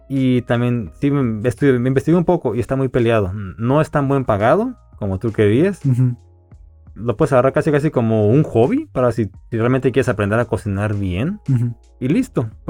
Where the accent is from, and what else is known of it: Mexico